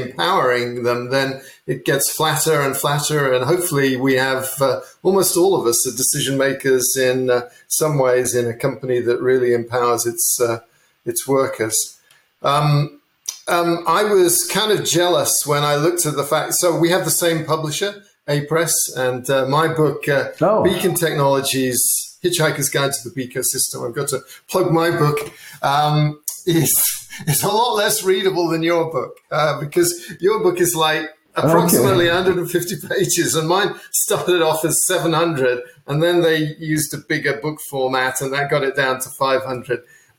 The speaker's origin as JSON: {"language": "English", "region": "England", "country": "United Kingdom", "tie": "born or raised there", "said": "I grew up in England"}